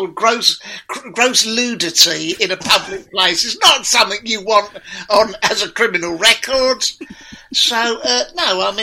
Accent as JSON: {"language": "English", "region": "London", "country": "United Kingdom", "tie": "born or raised there", "moved": "yes", "lives_now": "Watford, United Kingdom", "said": "I'm originally from Deptford, Bermondsey"}